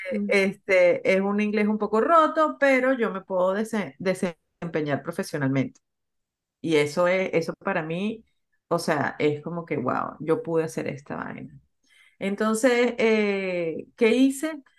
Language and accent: Spanish; Venezuela; moved away as an adult; also born or lived in Peru; now in United States; yo soy venezolana, me gradué de la Universidad de Venezuela, conseguí trabajo en Venezuela.